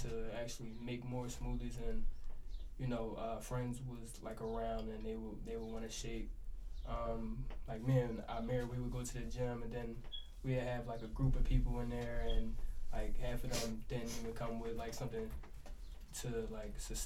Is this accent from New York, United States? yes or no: no; Philadelphia, Pennsylvania, United States; I'm from the Alleyne section of Philadelphia